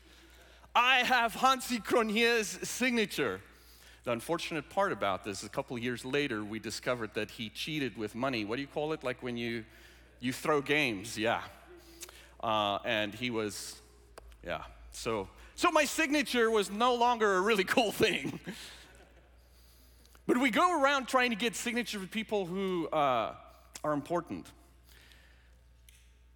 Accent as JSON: {"language": "English", "country": "South Africa", "tie": "born or raised there", "moved": "yes", "said": "I grew up in South Africa, born and raised in South Africa"}